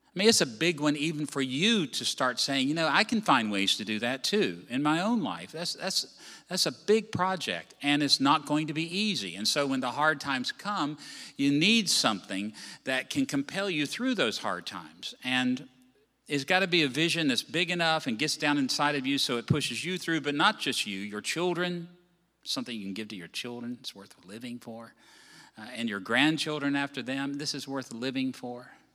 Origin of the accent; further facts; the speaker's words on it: Virginia, United States; moved away; I come from Virginia.